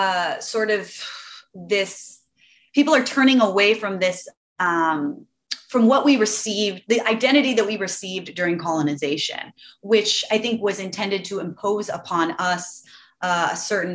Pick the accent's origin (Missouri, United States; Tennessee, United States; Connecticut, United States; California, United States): California, United States; Los Angeles; Oh, LA.